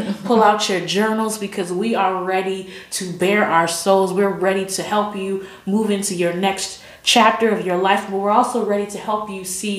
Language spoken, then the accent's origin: English; Prince George's County, Maryland, United States; also born or lived in Washington, D.C.; I actually have been literally pretty much born and raised in the DMV area. I was born in Washington, D.C., and then me and my family, we actually moved to the suburbs of Prince George's County, Maryland.